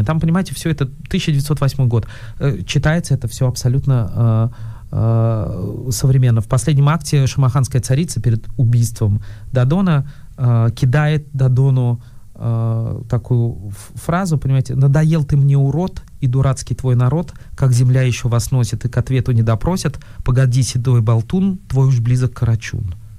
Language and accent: Russian; Moscow, Russia; я из Москвы